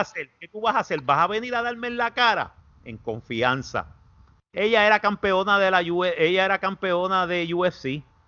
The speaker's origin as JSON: {"language": "Spanish", "country": "Puerto Rico", "said": "los, puertorriqueños"}